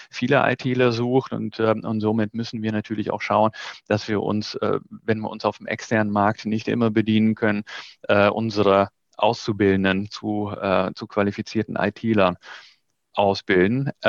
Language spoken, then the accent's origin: German; Netherlands; born there; German is a second language; ich bin ja gebürtige Niederländer und habe noch Familie dort